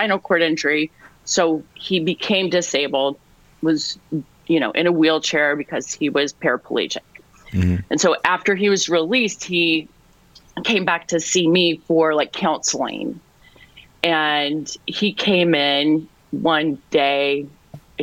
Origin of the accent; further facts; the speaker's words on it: Southern Illinois, United States; now in Chicago, United States; I'm from Southern Illinois